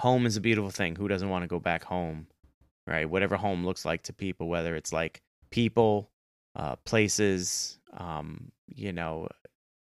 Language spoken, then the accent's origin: English; New York City, New York, United States; I still live in my hometown, but that's kind of hard because I was born and raised in New York City.